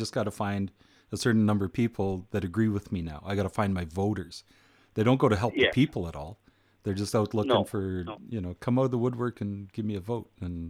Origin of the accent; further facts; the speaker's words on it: Edson, Alberta, Canada; I was born on Rodeo Road.